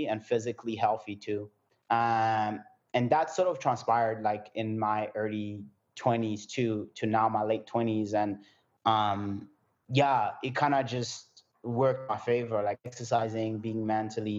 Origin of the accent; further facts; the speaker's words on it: Burundi; moved away; also born or lived in France / South Africa; I was born in France. Then I moved out of France and I went back where I'm originally from, which is Burundi